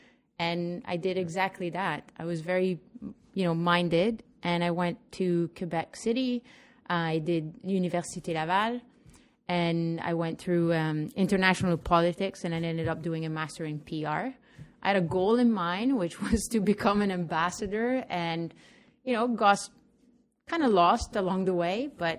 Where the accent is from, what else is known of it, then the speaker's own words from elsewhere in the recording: Pavia, Lombardy, Italy; now in Canada; I'm actually an Italo-Canadian. I'm from Pavia, Italy, nearby Milan.